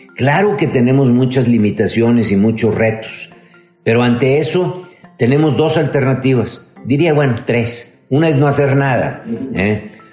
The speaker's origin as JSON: {"language": "Spanish", "country": "Mexico", "lives_now": "Monterrey, Mexico", "said": "como mexicanos"}